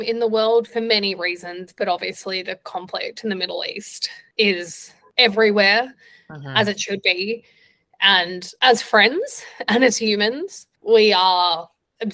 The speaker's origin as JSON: {"language": "English", "country": "Australia", "also_born_or_lived": "Vietnam", "moved": "as an adult", "lives_now": "New York, United States", "said": "As an Australian"}